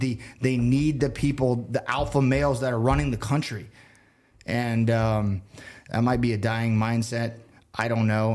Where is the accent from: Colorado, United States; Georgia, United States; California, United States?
Colorado, United States; Colorado Springs; also born or lived in Oregon / Denver, Colorado; I grew up in Colorado Springs. Through middle school, we moved out here to Oregon